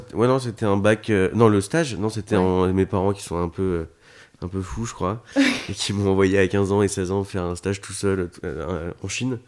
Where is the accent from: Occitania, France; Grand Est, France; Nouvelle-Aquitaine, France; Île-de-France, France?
Île-de-France, France; Paris region; je suis né en région parisienne